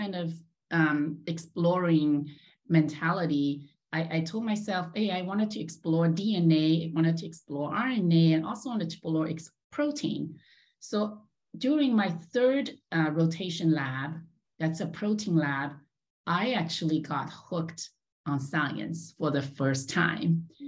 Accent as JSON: {"language": "English", "country": "China", "tie": "born or raised there", "also_born_or_lived": "Los Angeles, United States", "moved": "as an adult", "said": "I was born and raised in China"}